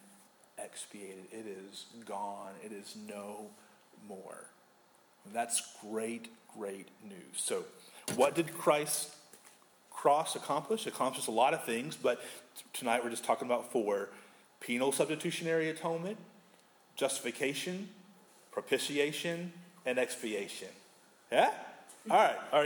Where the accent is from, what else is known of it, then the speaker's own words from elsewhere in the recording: United States; as an American